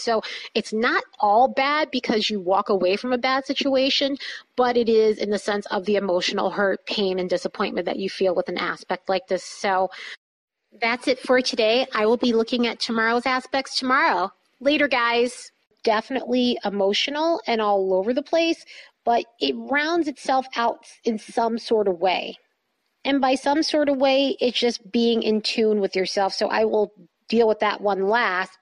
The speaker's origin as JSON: {"language": "English", "region": "East Coast", "country": "United States", "moved": "yes", "said": "I'm from the East Coast and a lot of my friends, family are on the East Coast"}